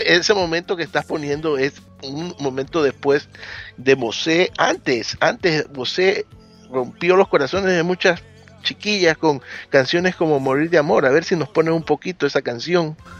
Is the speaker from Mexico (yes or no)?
no; Ecuador; en mi país, Ecuador